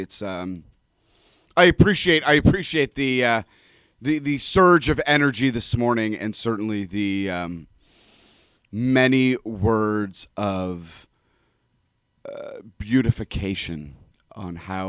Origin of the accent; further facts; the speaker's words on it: Toronto, Ontario, Canada; also born or lived in Europe; now in United States; Yeah, but you know the challenge is, I grew up in Toronto, but did undergraduate studies there, and then did graduate studies in rabbinical school in Europe.